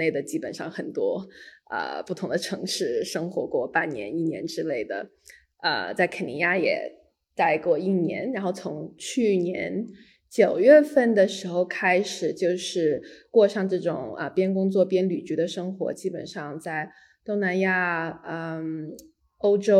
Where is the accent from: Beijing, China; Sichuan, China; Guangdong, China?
Beijing, China; also born or lived in Hainan, China / San Francisco, United States; 我是在就是海南出生的，然后小时候基本上跟着爸妈是，嗯，在旧金山和北京长大，然后在北卡上学